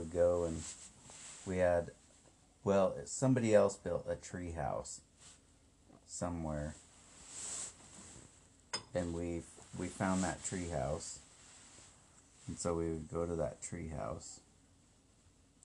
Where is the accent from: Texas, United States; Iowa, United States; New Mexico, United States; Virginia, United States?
Iowa, United States; Des Moines; It was in 1968 in Des Moines, Iowa